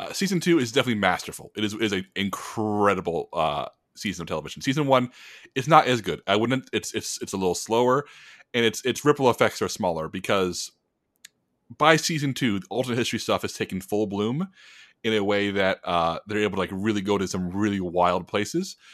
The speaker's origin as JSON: {"language": "English", "country": "United States", "said": "as an American"}